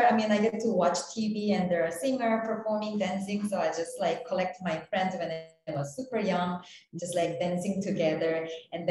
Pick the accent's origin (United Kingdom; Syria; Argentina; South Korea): South Korea; also born or lived in New York; now in Los Angeles, United States; I'm originally from South Korea and I moved to New York in 2012, and now I'm located in LA.